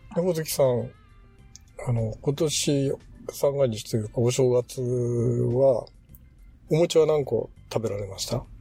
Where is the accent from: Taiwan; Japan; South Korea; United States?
Japan; Shimane; moved away; うちの田舎だと、あの、島根